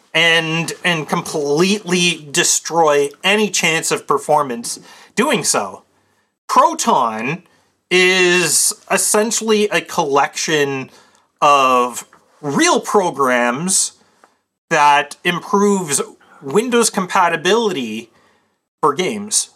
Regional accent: Canada; I'm Canadian

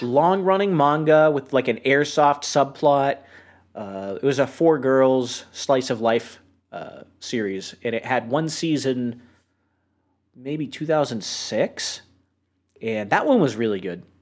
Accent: New Hampshire, United States; I grew up in New Hampshire

